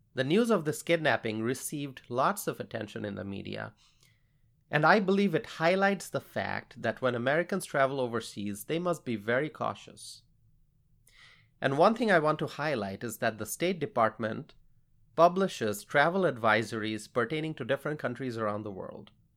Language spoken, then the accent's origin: English; Bangladesh; now in United States; I grew up in Bangladesh